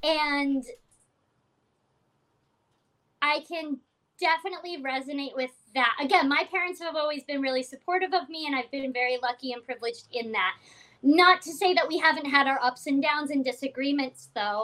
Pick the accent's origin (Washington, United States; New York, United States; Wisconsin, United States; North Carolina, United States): Washington, United States; Seattle; now in Los Angeles, United States; I'm not from Los Angeles. I'm from Seattle, and I also have a found family here